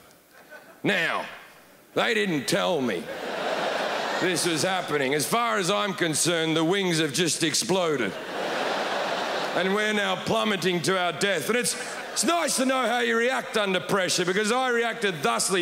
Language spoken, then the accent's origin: English; Australia; moved away as an adult; also born or lived in United Kingdom; now in Los Angeles, United States; I am an Australian. I lived in the UK for like 10 years. Now I live